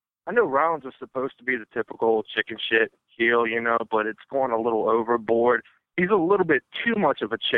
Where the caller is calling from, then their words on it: United States; I am calling from Maryland/Virginia.